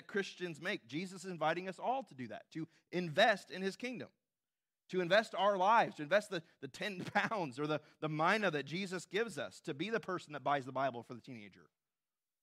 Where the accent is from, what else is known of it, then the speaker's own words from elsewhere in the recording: Southern California, United States; moved away as an adult; where I grew up in Southern California